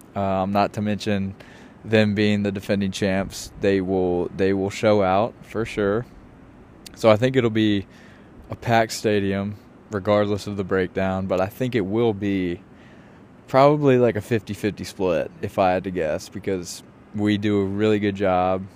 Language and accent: English; Richmond, Virginia, United States; moved away as an adult; also born or lived in Chapel Hill, North Carolina; now in New York City, United States; I grew up in Richmond